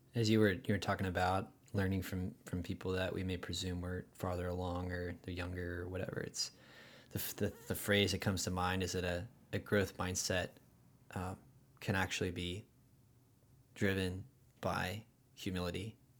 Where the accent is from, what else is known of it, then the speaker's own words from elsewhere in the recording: Huntington Beach, California, United States; accent: rad accent; Hometown is Huntington Beach